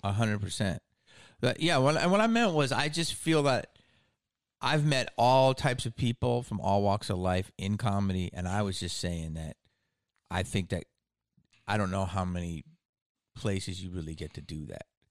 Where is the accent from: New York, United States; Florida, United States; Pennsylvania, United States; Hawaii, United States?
Pennsylvania, United States; Philadelphia; moved away; I'm from Philly, okay? From Philly, so I I grew up